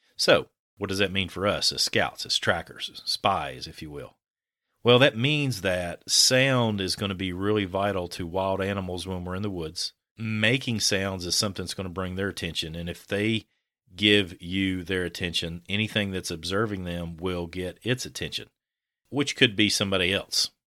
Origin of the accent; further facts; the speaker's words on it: Kentucky, United States; I'm from a different part of Kentucky